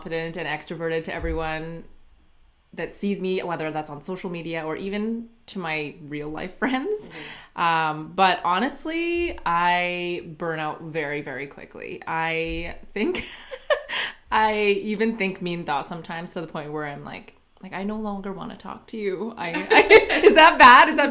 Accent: Saskatchewan, Canada; now in Saskatoon, Canada; I grew up in a small town called Kalonzay. It's about 45 minutes from Saskatoon

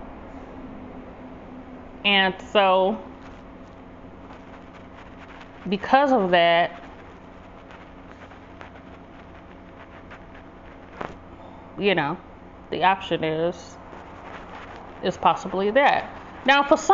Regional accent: Detroit, Michigan, United States; I grew up in Detroit. People always race their cars up the street

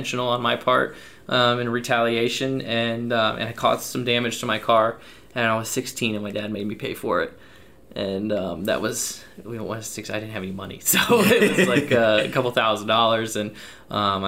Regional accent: Cedar Rapids, Iowa, United States; So there's one asphalt track in Cedar Rapids, Iowa, my hometown, called Hawkeye Downs Speedway.

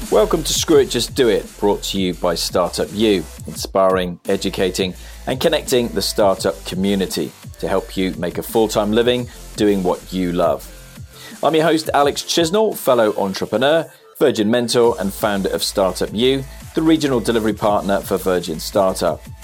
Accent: Cardiff, Wales, United Kingdom; I'm from Cardiff, so I support Wales.

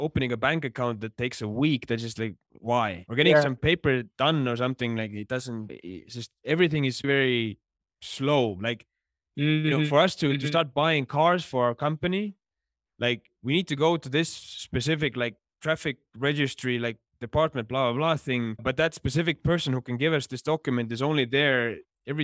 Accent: Estonia; moved away as an adult; now in Johannesburg, South Africa; to be from Estonia

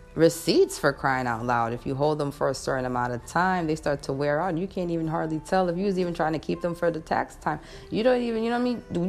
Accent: New York, United States; I'm a New Yorker.

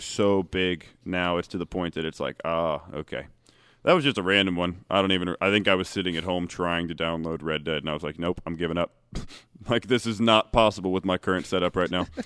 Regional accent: Ohio, United States; I'm also from Ohio

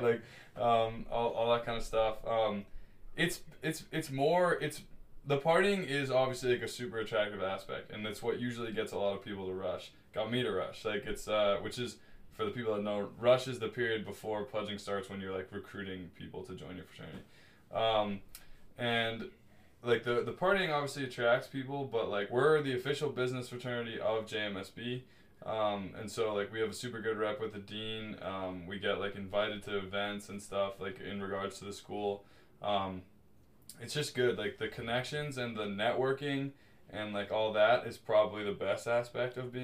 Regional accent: United States; moved away as an adult; now in Montreal, Canada; being like an American

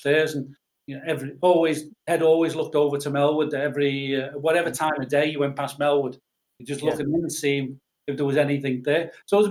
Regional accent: Liverpool, North West England, United Kingdom; we moved from Everton to Cantrell Farm

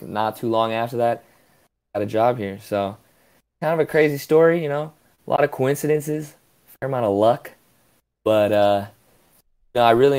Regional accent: Michigan, United States; also born or lived in Florida; I was born in Florida and then grew up in Michigan, so shout out to all my Michigan people

